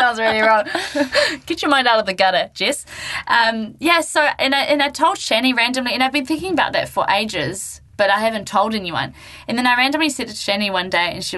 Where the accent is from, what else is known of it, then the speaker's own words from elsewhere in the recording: Gisborne, New Zealand; moved away; my hometown to Gisborne